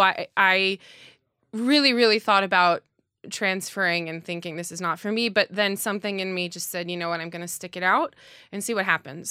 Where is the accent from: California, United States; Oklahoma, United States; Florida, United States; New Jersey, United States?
New Jersey, United States; also born or lived in New York; I'm from New Jersey, but I don't live in the town where I grew up